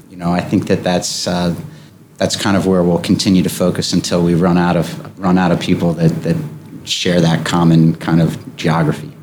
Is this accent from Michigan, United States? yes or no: no; Wilmington, Delaware, United States; I was born and raised here. Uh, I grew up on Rodney Street in, in downtown Wilmington